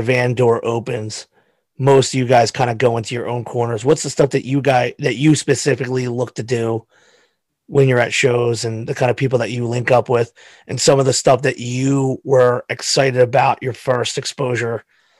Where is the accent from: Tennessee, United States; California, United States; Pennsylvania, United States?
Pennsylvania, United States; So again, we're all from Pennsylvania.